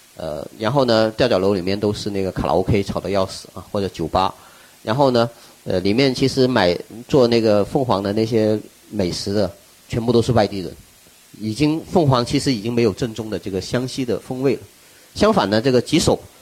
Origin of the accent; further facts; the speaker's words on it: Wuchuan, Guangdong, China; now in Guangzhou, China; 我的家乡是在湛江，广东湛江 ，呃，吴川，啊，就是一个，呃，海边的一个小渔村，海边的小渔村